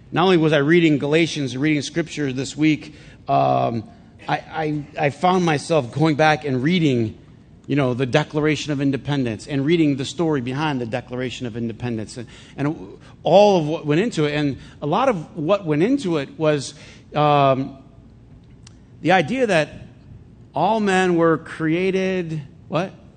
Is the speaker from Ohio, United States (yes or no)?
no; Flint, Michigan, United States; when I was a kid growing up in Flint